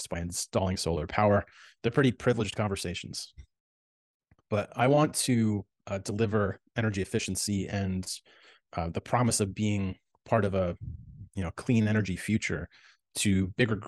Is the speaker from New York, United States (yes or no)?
yes; New York City, New York, United States; moved away as an adult; now in Los Angeles, United States; I grew up in the New York City area